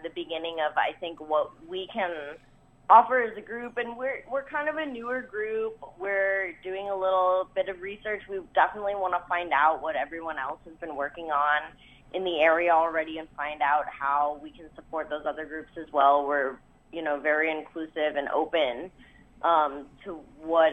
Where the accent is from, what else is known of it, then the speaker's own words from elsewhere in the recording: Marion, Ohio, United States; moved away; where I grew up in Marion, Ohio. Really small, super rural